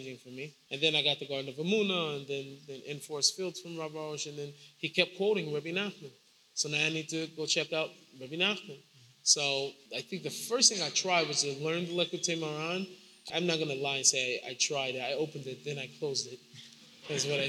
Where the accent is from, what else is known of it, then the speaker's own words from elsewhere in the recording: Seattle, Washington, United States; I grew up in Seward Park. I grew up in a Jewish neighborhood, more or less